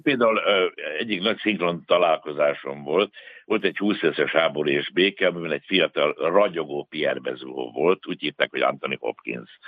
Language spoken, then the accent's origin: Hungarian; Budapest, Hungary; ekkorát nem tudtam álmodni a Csengeri utcából, meg a Angyalföldről